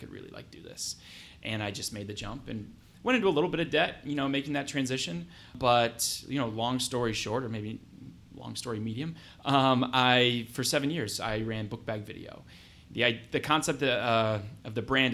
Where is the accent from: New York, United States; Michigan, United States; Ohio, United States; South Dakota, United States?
Ohio, United States; Mansfield; now in Columbus, United States; I'm from Mansfield, Ohio